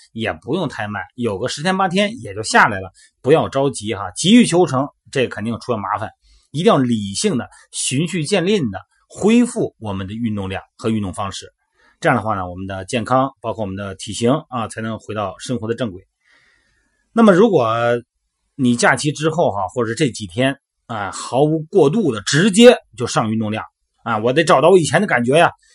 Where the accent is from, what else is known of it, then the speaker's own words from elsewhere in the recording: Shandong, China; 在我们山东老家